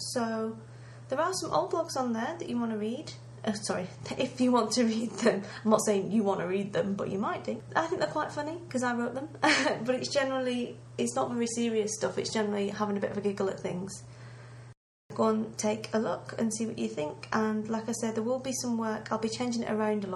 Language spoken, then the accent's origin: English; England, United Kingdom; I'm British